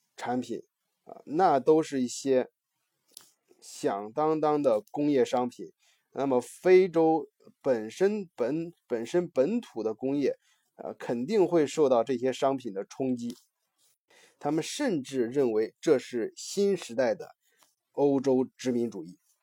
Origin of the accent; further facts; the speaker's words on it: China; 我们中国人非常有感触的这个鸦片战争